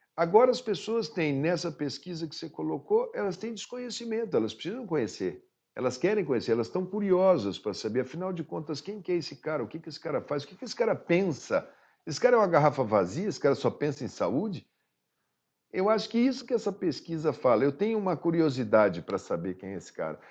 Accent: Mato Grosso do Sul, Brazil; eu sou de Mato Grosso do Sul

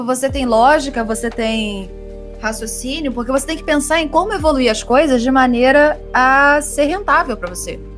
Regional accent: Brazil; a gente é brasileiro

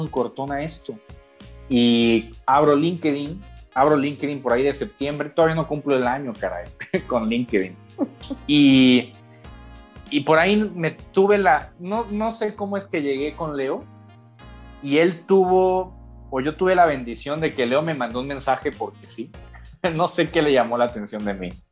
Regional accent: Monterrey, Nuevo León, Mexico; also born or lived in Mexico City; regresar a, a, Monterrey, de donde soy originario

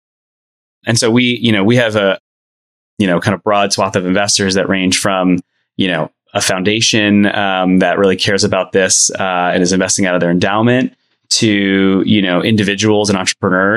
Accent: New York area, United States; moved away; I'm originally from the New York area

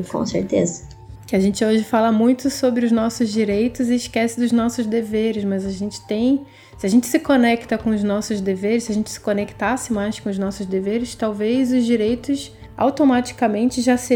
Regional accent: Brazil; a minha relação como brasileira com o meu país, com a minha cultura

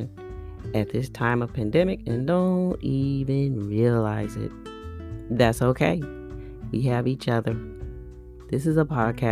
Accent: Bay Area, California, United States; I'm from the Bay Area, California

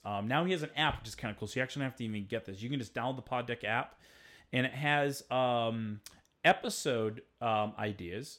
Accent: Rhode Island, United States; I'm from Rhode Island

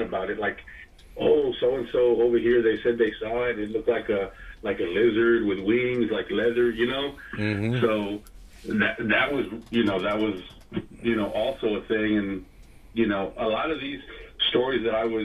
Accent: San Antonio, Texas, United States; we're from San Antonio

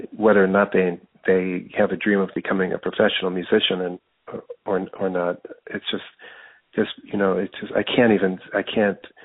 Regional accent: Denver, Colorado, United States; moved away as an adult; also born or lived in Brooklyn; I wasn't born in Denver, but I was raised mostly in Denver

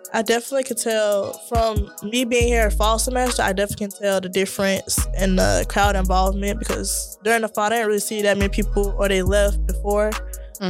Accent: Florida, United States; moved away; I'm from Florida

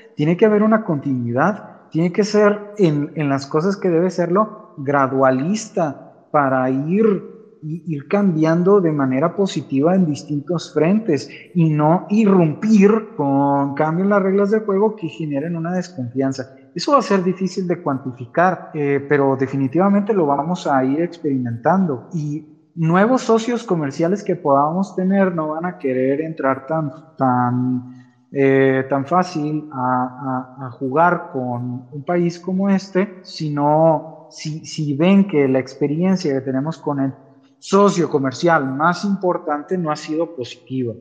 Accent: Mexico; lo vamos a resentir como mexicanos

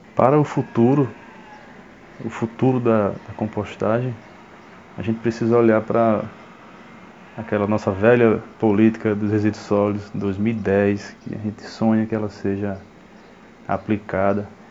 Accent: Paulo Afonso, Bahia, Brazil; also born or lived in Aracaju / Garanhuns; now in Juazeiro, Brazil; Eu sou natural de Paulo Afonso, na Bahia

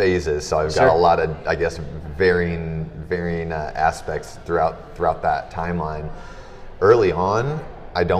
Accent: Fort Wayne, Indiana, United States; I'm born and raised in Fort Wayne

